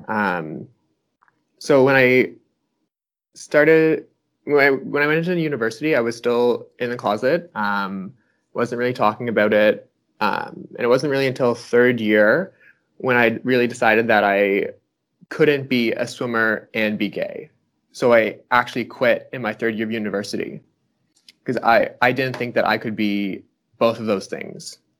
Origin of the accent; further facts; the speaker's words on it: Fredericton, New Brunswick, Canada; moved away as an adult; now in Ottawa, Canada; I'm from Fredericton, New Brunswick originally, but I moved to Ottawa